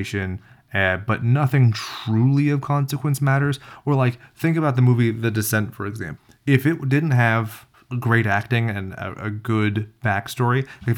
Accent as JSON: {"language": "English", "region": "California", "country": "United States", "said": "we're from California"}